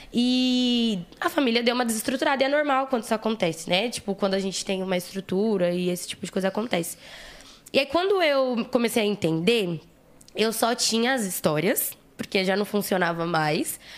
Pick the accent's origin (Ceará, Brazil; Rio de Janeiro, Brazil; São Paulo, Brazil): São Paulo, Brazil; eu sou de Guaianazes, né? Como eu já falei. E lá em Guaianazes, há tipo uns 30 anos atrás, o meu avô já fazia um trampo